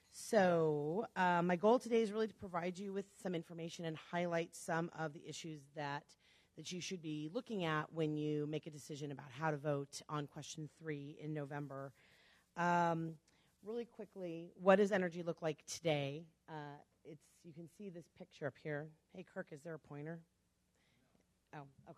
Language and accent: English; Chicago, Illinois, United States; now in Nevada, United States; I'm originally from Chicago